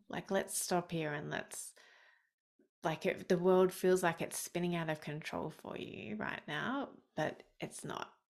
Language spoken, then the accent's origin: English; Australia; I'm Australian.